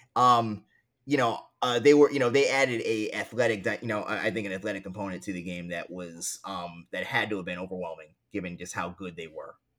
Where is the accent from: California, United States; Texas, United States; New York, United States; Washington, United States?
New York, United States; New York City; now in Harlem, New York City, United States; I grew up in Queens, right, I grew up in a, like, you know, a solidly middle-class to affluent neighborhood